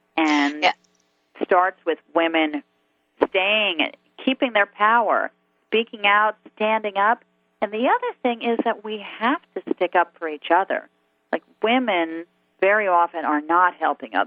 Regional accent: New York, United States; as a New Yorker

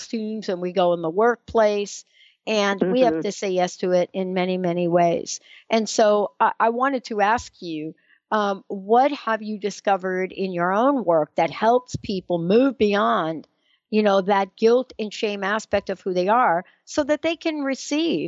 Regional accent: East Coast, United States; we're from the East Coast

